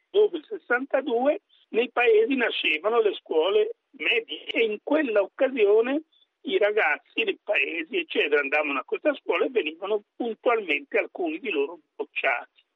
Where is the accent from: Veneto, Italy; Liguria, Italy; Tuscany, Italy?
Tuscany, Italy; Barbiana; Io sono nato a Barbiana